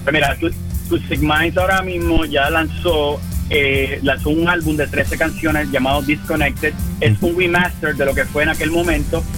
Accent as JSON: {"language": "Spanish", "region": "western Puerto Rico", "country": "Puerto Rico", "said": "Somos, del área oeste de, Puerto Rico."}